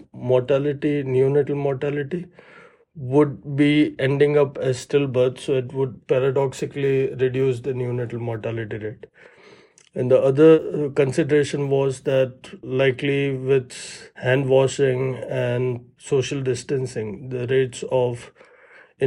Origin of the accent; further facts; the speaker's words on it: Ahmedabad, Gujarat, India; moved away as an adult; also born or lived in Toronto, Canada / New York, United States; now in Birmingham, United States; I grew up in Ahmedabad, so it's a city in India